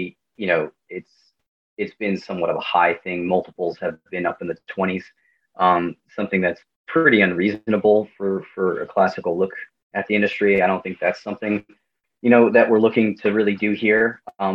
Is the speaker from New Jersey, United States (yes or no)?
yes; Dumont, New Jersey, United States; also born or lived in Emerson, New Jersey; I'm from the area. I'm from Dumont, which is not too far away